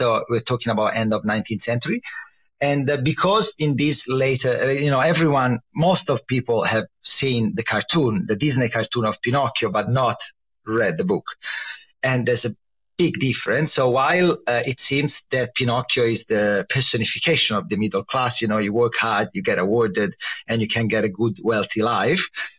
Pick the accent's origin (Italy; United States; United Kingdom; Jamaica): Italy; Livorno, Tuscany; So I come from Tuscany, from the only Tuscan city which is famous for nothing, which is Livorno.